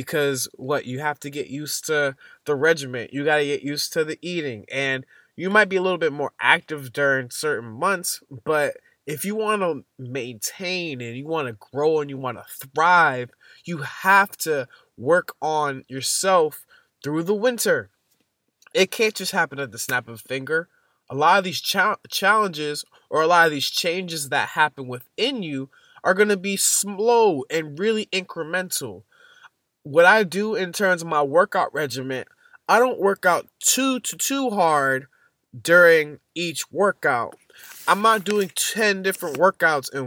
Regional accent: Boston, Massachusetts, United States; I'm from Boston, Massachusetts. And winter is nothing new to us

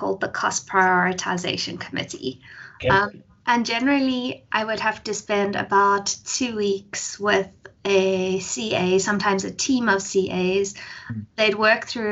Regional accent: Johannesburg, Gauteng, South Africa; I was born in Joburg, actually, daughter of a single parent. I grew up in Joburg most of my life

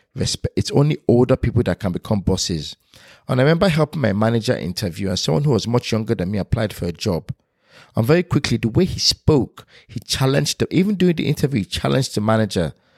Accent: Nigeria; now in United Kingdom; me being Nigerian. Growing up in a Nigerian household and moving to United Kingdom

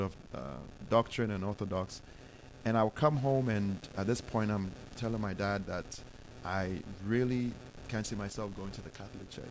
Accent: Ghana; moved away as an adult; now in United States; growing up in Ghana

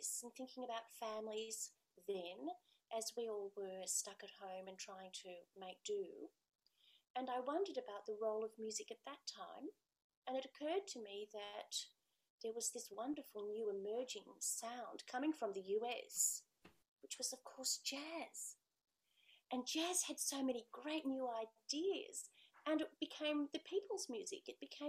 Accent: Australia

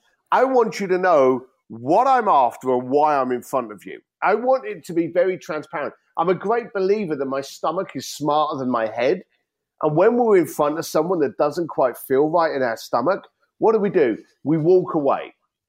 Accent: London, United Kingdom; as an Irish kid from London, we learn the gift of the gab. We learn how to talk to people. You know, the Barrow boys from East London, some of the best negotiators in the planet. And these were in my neighborhood.

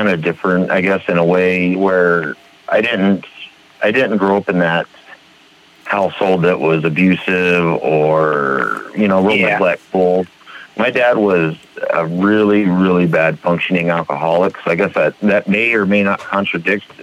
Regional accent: Alamogordo, New Mexico, United States; now in Billings, United States; Originally, I'm from Alamogordo, New Mexico, but I reside now in Billings, Montana

